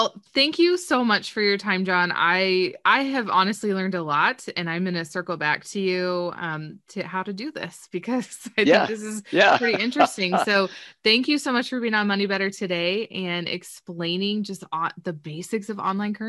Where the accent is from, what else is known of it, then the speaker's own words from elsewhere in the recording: Southern California, United States; moved away as an adult; also born or lived in Missouri / Colorado; now in Nebraska, United States; I'm originally from Southern California.